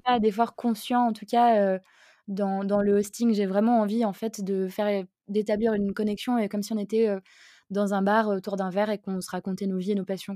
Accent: Alsace, Grand Est, France; je suis alsacienne

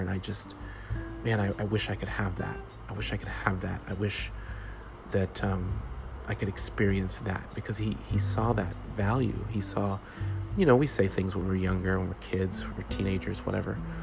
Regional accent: Jamaica; the culture that I was raised in as a Jamaican and the background I come from

